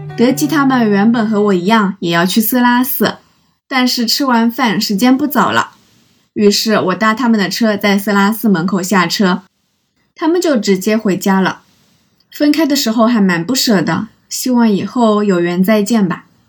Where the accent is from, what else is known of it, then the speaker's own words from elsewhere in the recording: Zhejiang, China; 听说我是从浙江来的